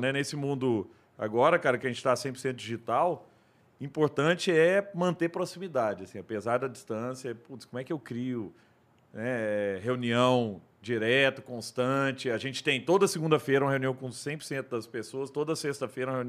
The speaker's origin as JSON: {"language": "Portuguese", "town": "Araguari", "region": "Minas Gerais", "country": "Brazil", "said": "E, e, você pensa o seguinte, pô, o, eu sou de Araguari."}